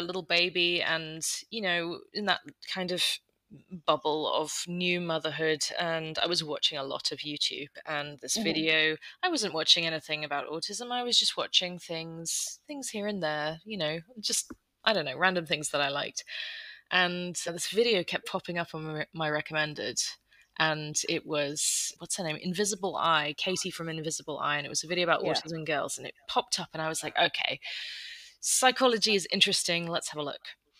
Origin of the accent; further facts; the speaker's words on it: United Kingdom; moved away as an adult; also born or lived in London; now in Netherlands; I live in the Netherlands. I'm British, but we moved out about 7 years ago now.